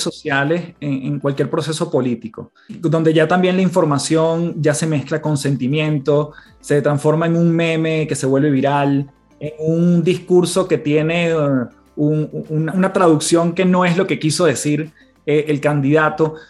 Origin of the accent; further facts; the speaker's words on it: Venezuela; en mi país